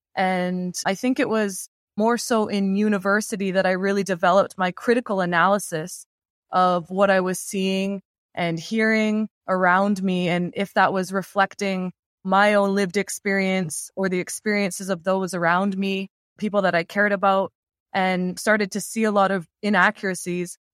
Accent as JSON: {"language": "English", "town": "London", "region": "Ontario", "country": "Canada", "tie": "born or raised there", "moved": "yes", "said": "I grew up in London, Ontario."}